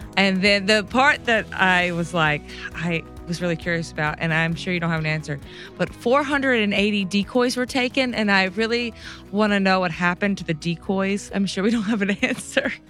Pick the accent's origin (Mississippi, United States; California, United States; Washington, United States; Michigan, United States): Mississippi, United States; I'm from Mississippi